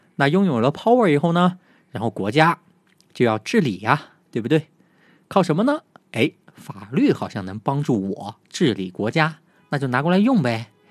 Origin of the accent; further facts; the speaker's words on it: China; 但是呢，我们中国人却不太有感觉的理由